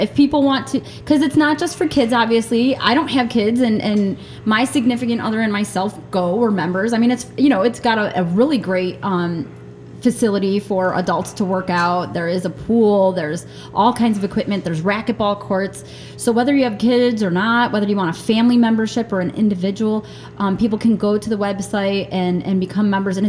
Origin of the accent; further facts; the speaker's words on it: New York, United States; I went when I was a real little kid, and I lived in New York State. I was born in the Niagara Falls area, but when I was, let me see, we moved a lot. When I was living in Jamestown, I believe, I went to the Y.